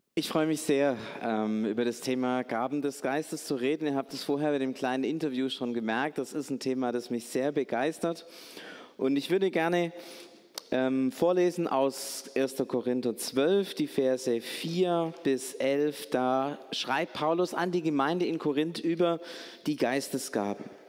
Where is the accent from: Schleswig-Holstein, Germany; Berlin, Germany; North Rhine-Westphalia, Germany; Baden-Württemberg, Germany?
Baden-Württemberg, Germany; Stuttgart; Als Stuttgarter